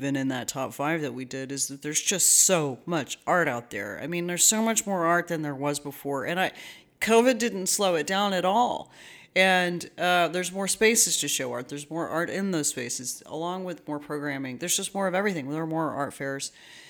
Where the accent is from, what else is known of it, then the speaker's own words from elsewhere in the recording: Dallas, Texas, United States; now in Houston, United States; because we both came from the Dallas-Fort Worth area. He came from Fort Worth and I came from Dallas.